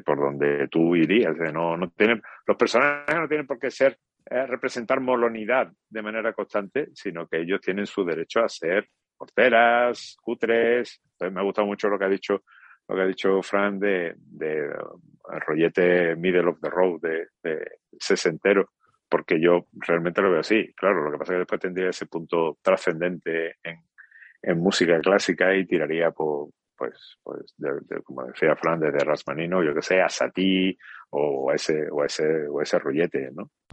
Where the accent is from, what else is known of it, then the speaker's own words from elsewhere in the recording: San Roque, Andalusia, Spain; mi arma secreta sanroqueña, mi paisano Manolo Mesa